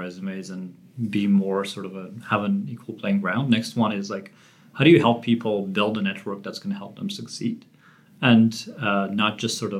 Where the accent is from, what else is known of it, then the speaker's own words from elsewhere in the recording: Armenia; moved away; I grew up in Armenia, not just any time in Armenia.